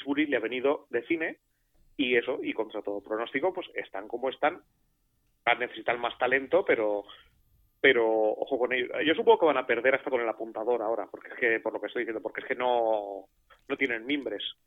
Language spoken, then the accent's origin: Spanish; Basque Country, Spain; yo soy vasco